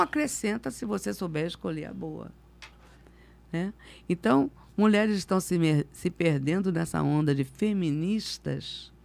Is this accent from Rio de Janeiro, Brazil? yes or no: yes; Rio de Janeiro, Brazil; also born or lived in Campo Grande, Rio de Janeiro; Nasci ali na Tijuca